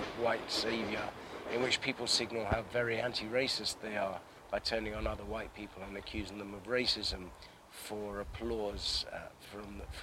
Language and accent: English; London, United Kingdom; I grew up in Northwest London and I'm in Southeast now